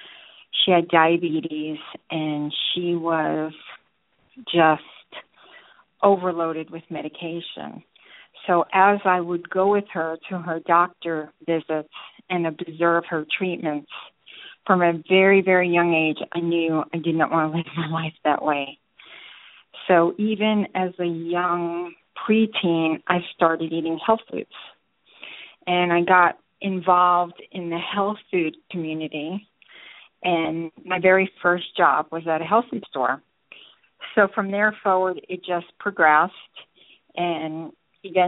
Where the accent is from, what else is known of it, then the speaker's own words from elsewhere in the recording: New York, United States; now in Georgia, United States; I'm originally from New York, but have been in Georgia more than half my life